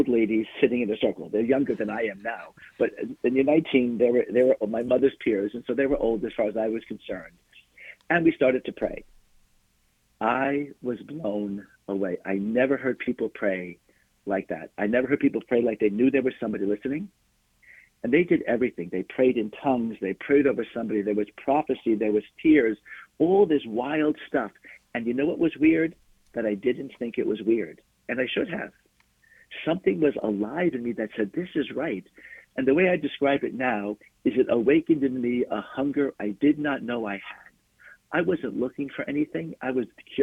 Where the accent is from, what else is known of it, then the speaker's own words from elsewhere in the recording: Glen Cove, New York, United States; I grew up in a town called Glen Cove on Long Island in New York.